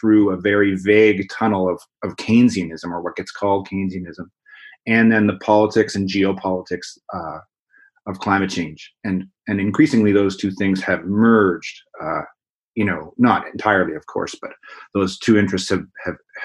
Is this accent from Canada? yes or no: yes; Nova Scotia, Canada; now in Vancouver, Canada; I grew up in Nova Scotia in eastern Canada